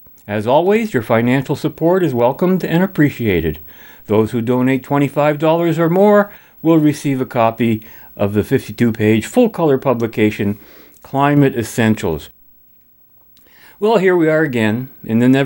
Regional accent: Canada; as a Canadian

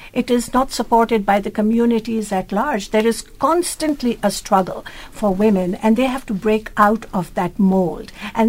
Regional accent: Pakistan; now in Canada; I was born in Pakistan, I grew up there, but I never experienced that individual freedom as I do when I came to the West.

